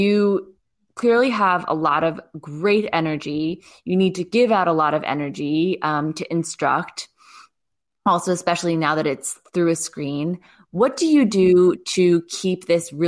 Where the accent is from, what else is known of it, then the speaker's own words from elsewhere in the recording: United States; moved away as an adult; now in France; I'm just American.